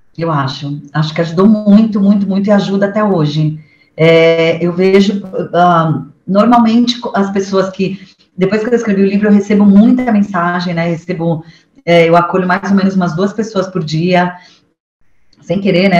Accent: São Paulo, Brazil; eu sou paulista, né? Nasci aqui

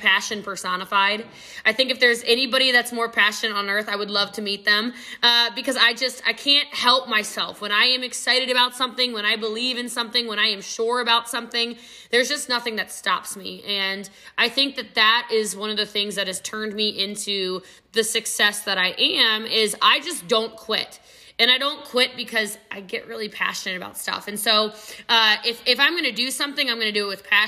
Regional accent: Texas, United States; I'm a Texan too

